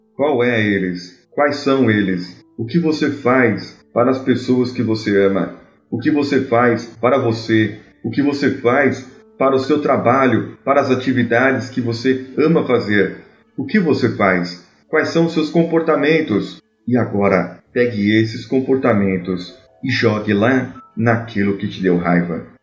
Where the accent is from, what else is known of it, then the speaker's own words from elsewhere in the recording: São Paulo, Brazil; sou paulistano